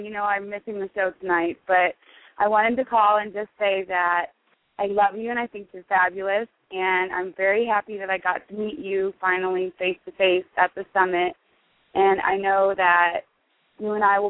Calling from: Nebraska, United States; I'm calling from Nebraska.

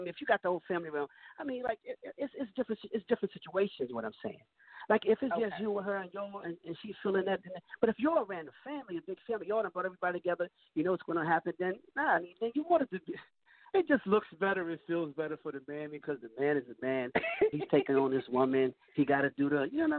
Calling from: New Castle, Delaware, United States; I'm calling from Newcastle, Delaware.

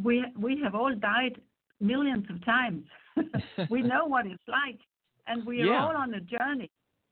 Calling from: Spain; I'm calling in from Spain

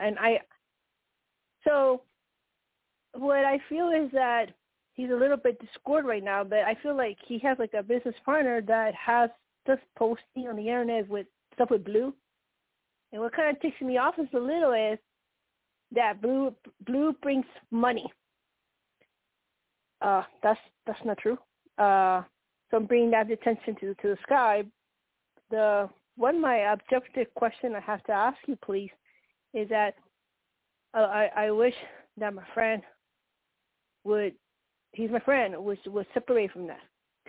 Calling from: Colorado, United States; Colorado, and when you say blue, are you connected to the Octarian?

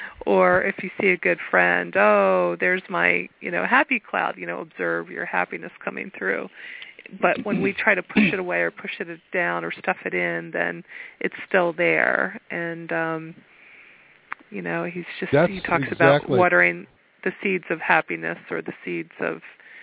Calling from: Pennsylvania, United States

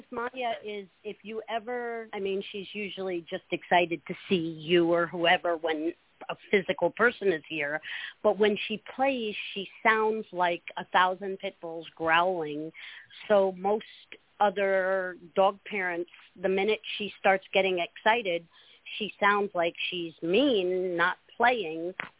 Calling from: Holly Hill, Florida, United States; in Holly Hill, Florida.

